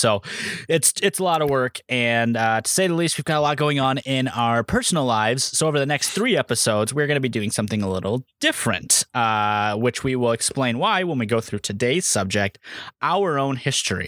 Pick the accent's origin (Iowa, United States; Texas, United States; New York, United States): Iowa, United States; Iowa Falls; when I was born on January 9th, 1992, in the small town of Iowa Falls, Iowa